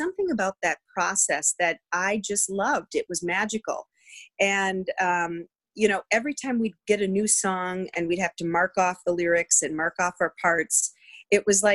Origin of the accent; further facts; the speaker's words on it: just outside of Green Bay, Northeast Wisconsin, United States; I grew up in the great land of Wisconsin, the Midwest, mm-hmm. Northeast Wisconsin, just outside of Green Bay on a working farm